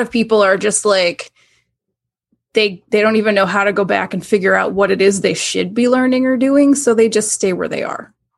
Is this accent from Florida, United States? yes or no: yes; Tampa, Florida, United States; moved away as an adult; now in Syracuse, United States; I grew up in Tampa, Florida area